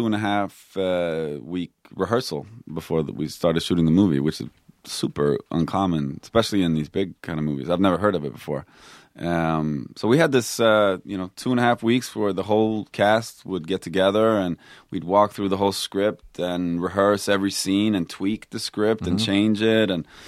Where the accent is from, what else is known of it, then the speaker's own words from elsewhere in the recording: Stockholm, Stockholm County, Sweden; I grew up in Stockholm. Yeah.